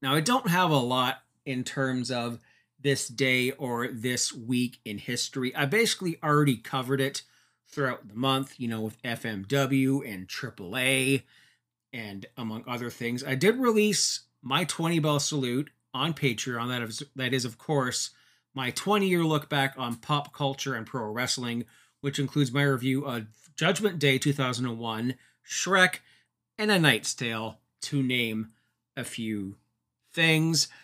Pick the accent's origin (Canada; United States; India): Canada; my home and native land, my home country of Canada